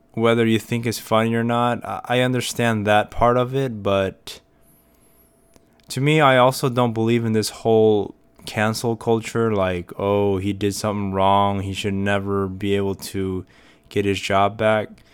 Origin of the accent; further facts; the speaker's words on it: United States; I'm an American and, uh, Korean's not my first language